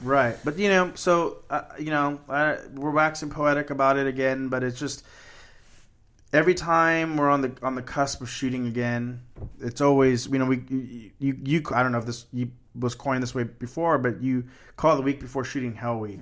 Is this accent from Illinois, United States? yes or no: no; Corpus Christi, Texas, United States; when I was growing up in Corpus Christi, they had right across from my school a fourplex